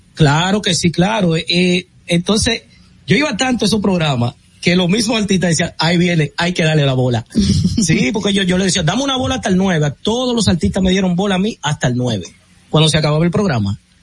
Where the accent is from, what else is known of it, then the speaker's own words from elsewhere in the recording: Herrera, Distrito Nacional, Dominican Republic; also born or lived in Los Ríos, Santo Domingo; Yo soy de Herrera, nací en Herrera, vivo en Los Ríos, pero me, me, me gusta decir que soy de Herrera porque ahí es que hago mi vida